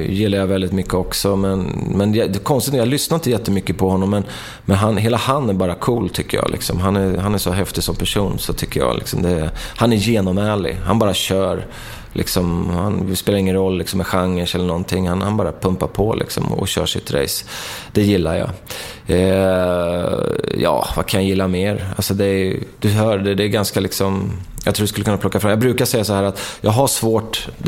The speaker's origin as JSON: {"language": "Swedish", "town": "Markbacken", "region": "Örebro County", "country": "Sweden", "tie": "born or raised there", "said": "Så, ja, när jag växte upp i Markbacken så var det ju liksom, många av mina polare gillar ju hårdrock"}